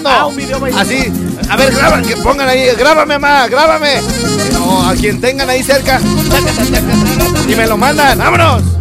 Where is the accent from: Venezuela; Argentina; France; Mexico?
Mexico; northern Mexico; Ay, soy norteña.